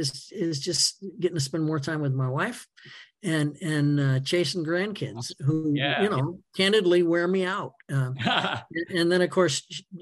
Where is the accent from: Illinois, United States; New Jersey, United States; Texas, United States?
Illinois, United States; Northern Illinois near Chicago, United States; I grew up actually in Northern Illinois near Chicago. We had relatives in the city